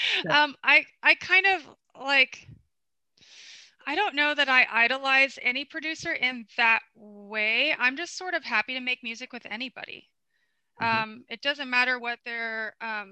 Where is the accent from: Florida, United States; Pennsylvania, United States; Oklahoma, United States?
Florida, United States; also born or lived in Bronx, New York City; I'm from Florida